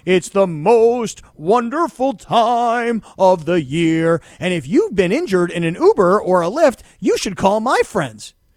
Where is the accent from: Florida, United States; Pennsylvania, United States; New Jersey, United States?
Florida, United States; South; moved away; also born or lived in Pittsburgh; I grew up in South Florida where I got really soft, and then I went to Pittsburgh